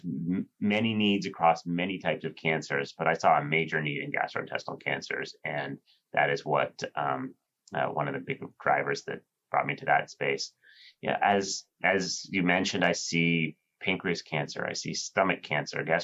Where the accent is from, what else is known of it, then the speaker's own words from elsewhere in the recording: San Francisco Bay Area, California, United States; moved away as an adult; also born or lived in New York; now in New Haven, United States; I grew up on the West Coast in the San Francisco Bay Area